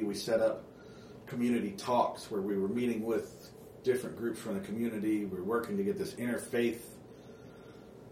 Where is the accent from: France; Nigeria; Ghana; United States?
United States; Oklahoma City, Oklahoma; also born or lived in Texas / Rock Springs; now in Canton, United States; I was born in Oklahoma City. I have a lot of family here in Oklahoma still